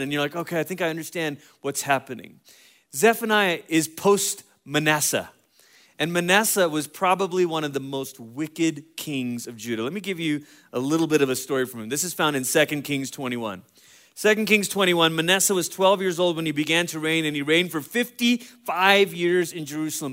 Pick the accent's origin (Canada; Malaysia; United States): Malaysia; moved away; I grew up in Malaysia